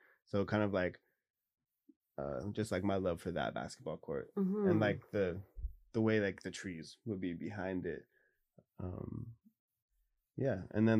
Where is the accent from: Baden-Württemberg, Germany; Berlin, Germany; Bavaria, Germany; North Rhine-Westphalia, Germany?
Bavaria, Germany; born there; also born or lived in Tacoma, United States; So I was born in Germany till three, and then however many years until nine.